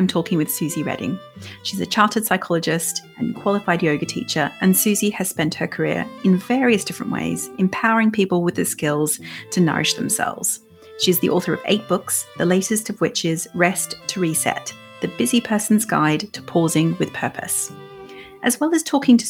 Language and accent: English; Australia; accent: Australian; moved away; I'm Australian. And so my accent might get stronger as the episode goes on.